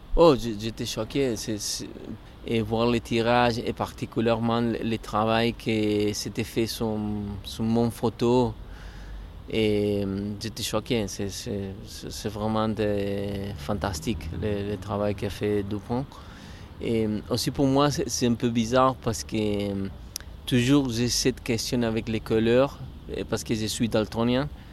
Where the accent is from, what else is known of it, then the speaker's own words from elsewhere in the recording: Córdoba, Argentina; French is a second language; moved away as an adult; mais à l'Argentine, à Cordoba, je suis de Cordoba